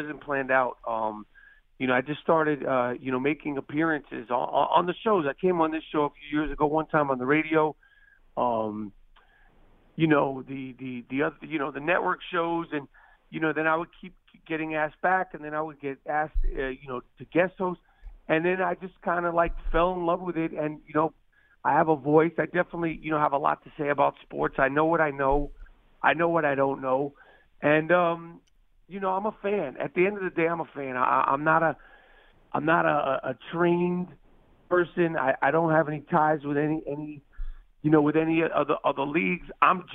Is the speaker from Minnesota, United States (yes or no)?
no; New York City, New York, United States; I grew up in New York City